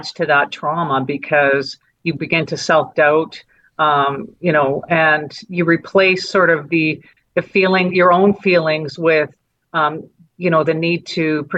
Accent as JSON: {"language": "English", "town": "Calgary", "region": "Alberta", "country": "Canada", "tie": "born or raised there", "also_born_or_lived": "Edmonton", "said": "I was raised in Edmonton, born in Edmonton, raised in Calgary."}